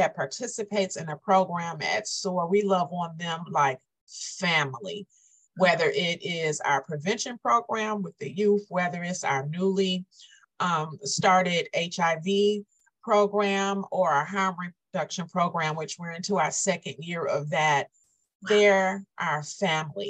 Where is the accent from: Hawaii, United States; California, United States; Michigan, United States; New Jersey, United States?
Michigan, United States; Inkster; also born or lived in Romulus, Michigan; Inkster is my hometown.